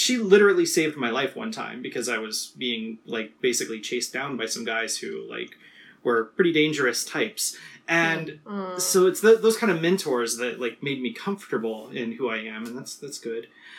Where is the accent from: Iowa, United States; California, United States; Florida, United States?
California, United States; also born or lived in Ohio; I grew up mostly in Southern California and in like rural Ohio.